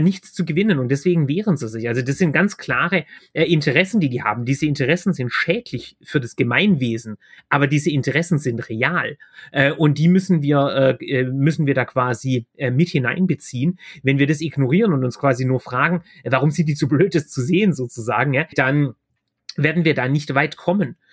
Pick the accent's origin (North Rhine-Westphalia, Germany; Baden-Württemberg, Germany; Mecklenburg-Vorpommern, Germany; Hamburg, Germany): Baden-Württemberg, Germany; Ich komme aus Baden-Württemberg, da werden wir grün regiert